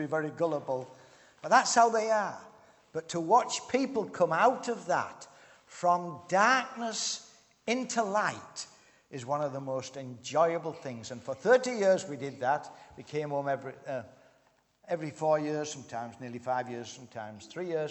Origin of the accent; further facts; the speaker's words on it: Harrogate, Yorkshire and the Humber, United Kingdom; moved away as an adult; also born or lived in Thailand; now in Northern Ireland, United Kingdom; I was brought up in Yorkshire, born and bred